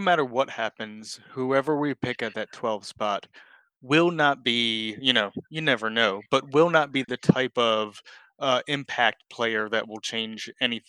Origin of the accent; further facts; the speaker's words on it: Charlotte, North Carolina, United States; I value my hometown.